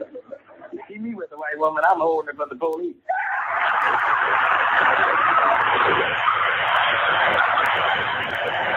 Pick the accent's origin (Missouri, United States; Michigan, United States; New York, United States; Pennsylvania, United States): Missouri, United States; St. Louis; moved away as an adult; now in California, United States; We were cool in St. Louis. That's my hometown